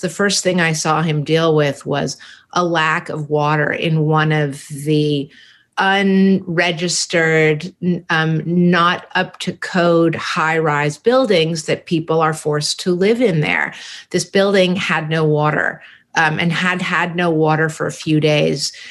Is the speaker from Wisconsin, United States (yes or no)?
no; San Francisco, California, United States; growing up in San Francisco in the Haight Ashbury